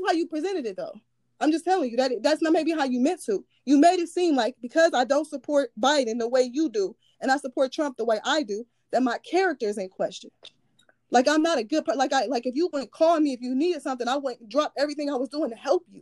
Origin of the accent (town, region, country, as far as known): United States; born or raised there